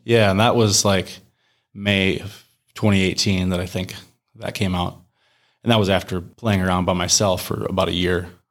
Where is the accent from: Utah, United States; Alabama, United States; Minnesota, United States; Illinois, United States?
Minnesota, United States; Mower County; moved away as an adult; now in Rochester, United States; I grew up down in Moore County